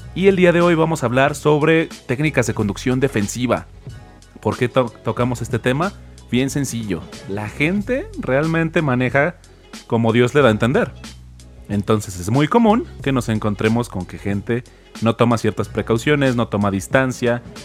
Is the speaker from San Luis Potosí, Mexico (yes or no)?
yes; San Luis Potosí, Mexico; soy de San Luis Potosí